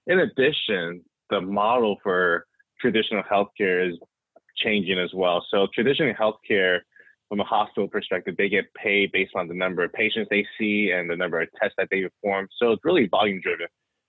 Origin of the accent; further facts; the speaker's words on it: West Coast, United States; I am originally from the West Coast, so jealous of anytime I hear folks from the Bay Area or Southern California